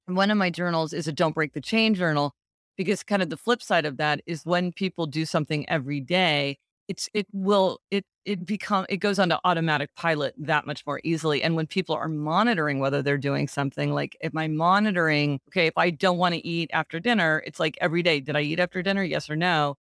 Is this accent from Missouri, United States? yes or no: yes; Kansas City, Missouri, United States; moved away; I go to Kansas City, which is my hometown, to see my parents for the holidays every year.